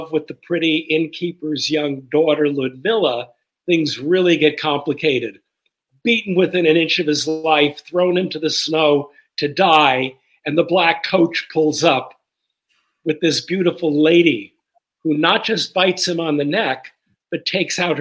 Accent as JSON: {"language": "English", "town": "Los Angeles", "region": "California", "country": "United States", "tie": "born or raised there", "said": "I was born in Watts"}